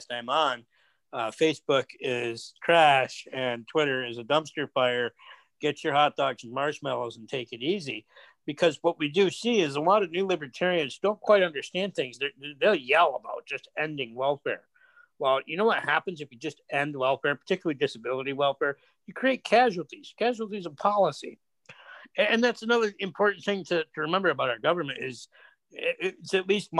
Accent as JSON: {"language": "English", "country": "United States", "said": "as an American"}